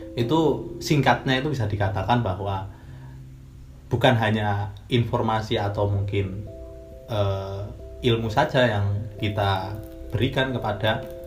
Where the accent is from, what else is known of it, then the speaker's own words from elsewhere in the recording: Sleman, Special Region of Yogyakarta, Indonesia; Saya dari Sleman